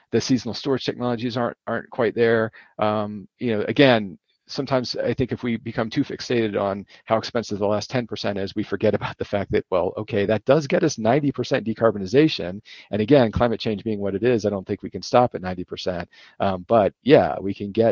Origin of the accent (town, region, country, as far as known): United States